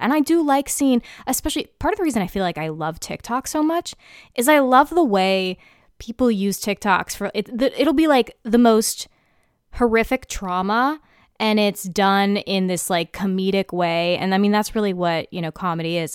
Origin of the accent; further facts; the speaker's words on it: United States; an American citizen